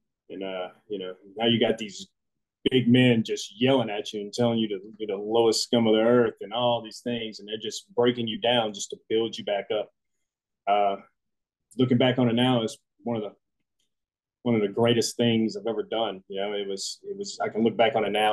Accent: Jackson, Louisiana, United States; also born or lived in Centerville, Mississippi; now in Houston, United States; we actually lived in a little town called Jackson, Louisiana. Centerville was just the closest hospital there whenever I was ready to come into this world, so to speak. So yeah, they went up there to Mississippi. That's where I was born. And then I'm pretty much born and raised in South Louisiana

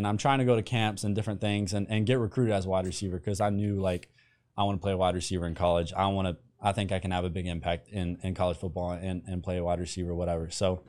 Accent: Andrews, United States; So for me, I grew up in Andrews, smallest school in the state with a football team.

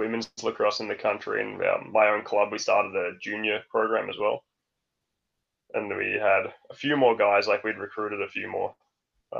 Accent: Melbourne, Victoria, Australia; born or raised there; moved away as an adult; now in Denmark

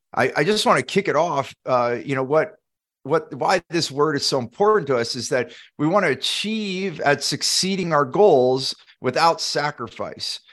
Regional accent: Silicon Valley, California, United States; growing up in Silicon Valley, California

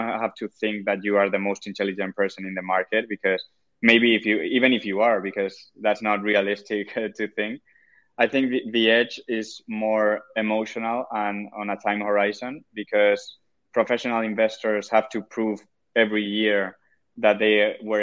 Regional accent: Murcia, Region of Murcia, Spain; now in Madrid, Spain; I'm from originally from Murcia, that it's just below Valencia in the Mediterranean.

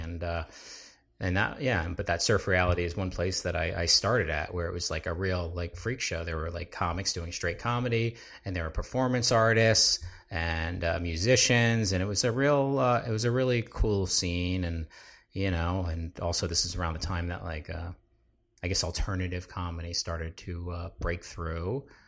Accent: New Jersey, United States; I'm a, uh, South Jersey boy

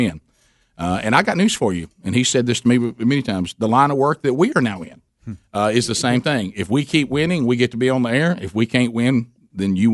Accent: Alabama, United States; we're from Alabama

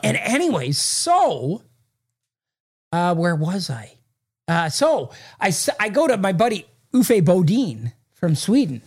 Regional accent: Sudbury, Ontario, Canada; moved away; I used to work at a paper in Sudbury, newspaper in Sudbury, which is my hometown

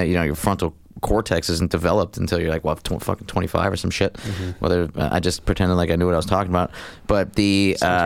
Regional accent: Scranton, Pennsylvania, United States; growing up in the Bellevue section of West Scranton, that's Scranton, Pennsylvania

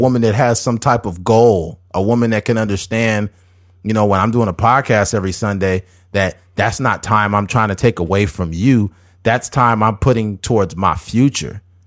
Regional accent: United States; as American people

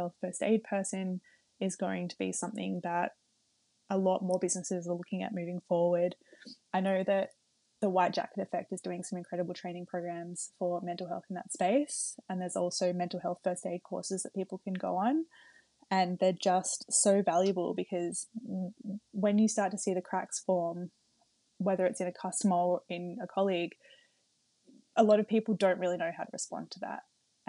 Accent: Melbourne, Victoria, Australia; I'm from Melbourne and I haven't seen my parents since January.

